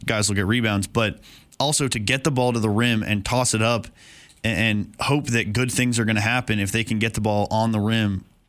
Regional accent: Dallas, Texas, United States; Yes, I am from Dallas. Dallas, Texas.

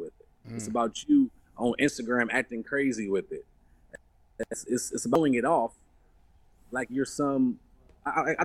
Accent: Cleveland, Ohio, United States; I come from Cleveland, Ohio.

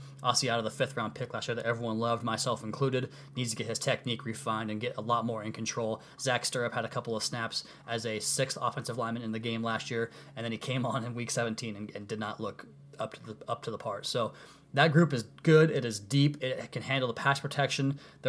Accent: Seattle, Washington, United States; If you guys didn't know this, I am from the Northwest. I am from the Seattle area, a diehard, huge Seattle Mariners fan my entire life. I grew up going to the Kingdom with my dad and my brother several times every single summer

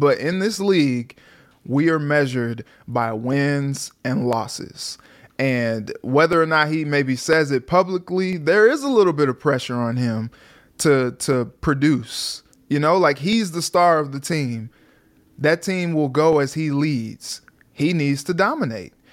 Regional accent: St. Louis, Missouri, United States; now in Minnesota, United States; I'm from Saint Louis

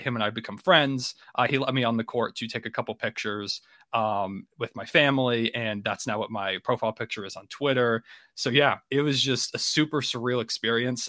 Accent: Virginia, United States; I'm actually from Virginia on the East Coast

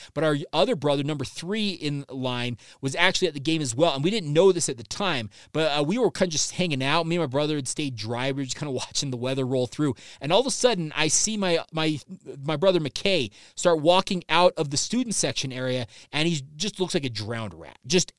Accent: Orem, Utah, United States; I grew up in Orem as well, just a little bit of background for you guys.

